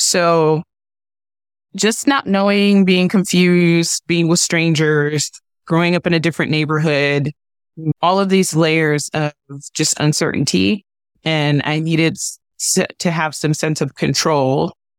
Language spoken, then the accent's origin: English; Cleveland, Ohio, United States; I was in foster care with one of my older siblings growing up in Cleveland, Ohio